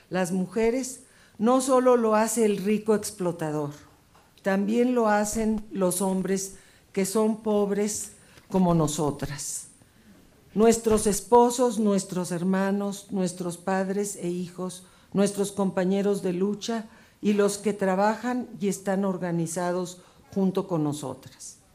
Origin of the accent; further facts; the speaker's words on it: Mexico; nuestra esperanza se desvanecería, quizás, sobre todo la mía como mujer y como mexicana